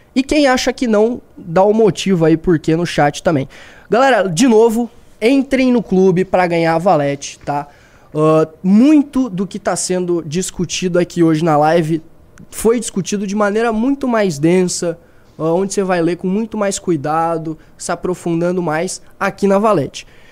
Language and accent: Portuguese; Santa Catarina, Brazil; lá da minha terra, lá de Santa Catarina